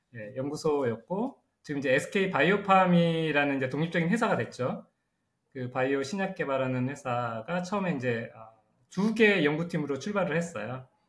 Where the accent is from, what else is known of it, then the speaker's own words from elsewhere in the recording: South Korea; 한국에서 온